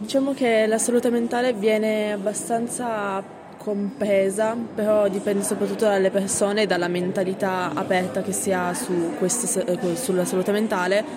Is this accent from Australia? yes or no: no; Pakistan; now in Turin, Italy; io sono asiatica, vengo dal Pakistan